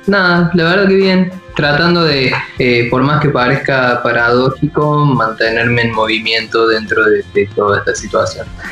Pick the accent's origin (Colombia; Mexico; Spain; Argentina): Argentina; Córdoba; moved away as an adult; now in Buenos Aires, Argentina; somos los dos de la ciudad de Córdoba